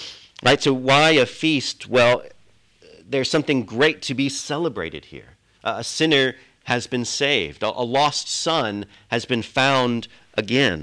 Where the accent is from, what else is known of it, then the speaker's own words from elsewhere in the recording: United States; also born or lived in Britain; now in United Kingdom; I'm an American